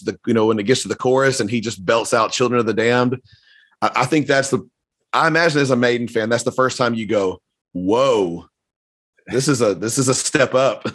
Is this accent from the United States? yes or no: yes; the South, United States; I grew up in the South